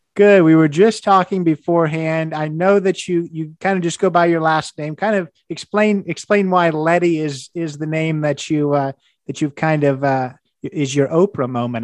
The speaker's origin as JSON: {"language": "English", "region": "Indiana", "country": "United States", "said": "I'm from Indiana. I would have told you, you know, as an IU grad"}